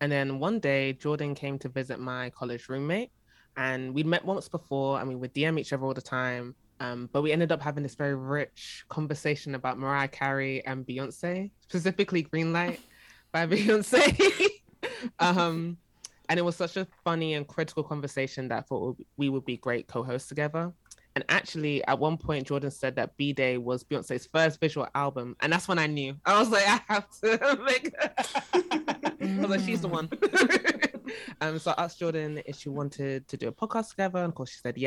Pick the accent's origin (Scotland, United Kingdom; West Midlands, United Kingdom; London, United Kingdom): London, United Kingdom; moved away; South London